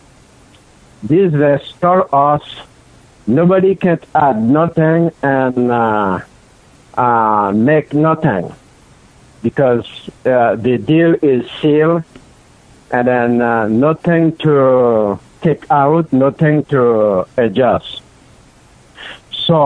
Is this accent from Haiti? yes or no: yes; Haiti; I was born in Haiti, in the south side of Haiti. And then when I was a kid, I used to go to church with my parents